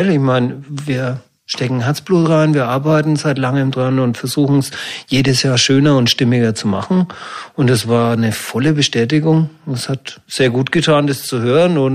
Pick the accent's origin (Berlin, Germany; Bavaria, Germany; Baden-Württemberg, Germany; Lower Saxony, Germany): Bavaria, Germany; Fürth; Und da ist mir meine Heimatstadt Fürth eingefallen.